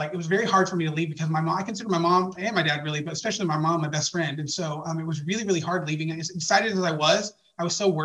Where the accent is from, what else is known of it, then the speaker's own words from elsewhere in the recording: Dallas, Texas, United States; I was born and raised in Dallas, Texas. And I lived there my entire life